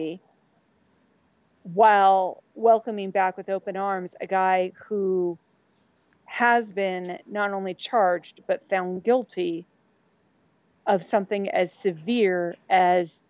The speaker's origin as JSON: {"language": "English", "region": "Southern California", "country": "United States", "tie": "born or raised there", "said": "I grew up in Southern California"}